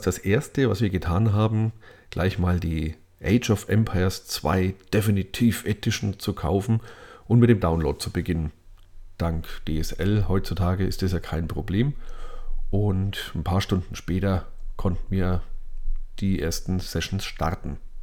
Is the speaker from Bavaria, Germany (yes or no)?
yes; Lower Franconia, Bavaria, Germany; meiner Heimat in Unterfranken